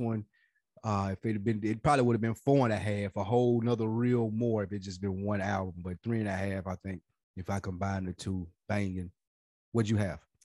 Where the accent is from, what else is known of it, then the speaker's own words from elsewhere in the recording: Nashville, Tennessee, United States; moved away as an adult; now in Atlanta, United States; we're from Nashville.